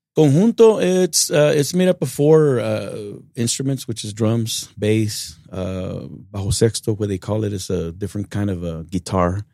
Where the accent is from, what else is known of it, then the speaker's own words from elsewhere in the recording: Uvalde, Texas, United States; Born and raised in Uvalde, Texas